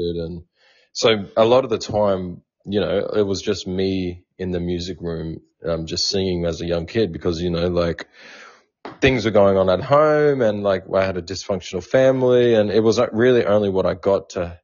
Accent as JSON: {"language": "English", "area": "Indigenous Australian", "region": "Victoria", "country": "Australia"}